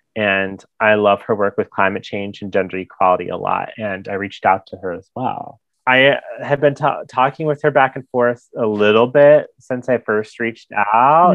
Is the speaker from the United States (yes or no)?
yes; White Lake, Michigan, United States; also born or lived in Athens, Ohio; I am currently in my hometown where I grew up in White Lake, Michigan, went to schools in Waterford